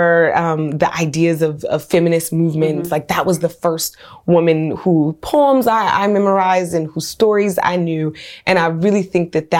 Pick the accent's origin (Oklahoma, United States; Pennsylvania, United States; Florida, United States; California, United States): California, United States; Oakland; also born or lived in New Orleans; I'm from Oakland, California, West Oakland